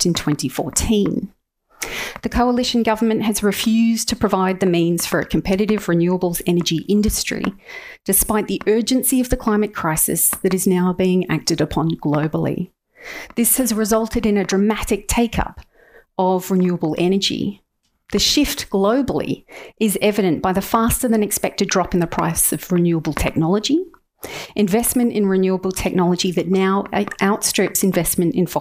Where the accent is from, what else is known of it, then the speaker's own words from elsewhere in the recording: Australia; As Australian citizens